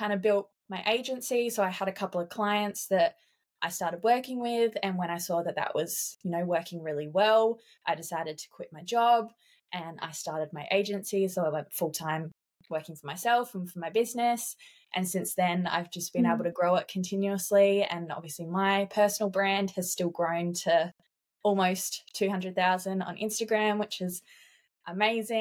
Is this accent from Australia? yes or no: yes; South Australia, Australia; moved away as an adult; now in Queensland, Australia; I moved interstate on my 18th birthday. So I moved from South Australia to Queensland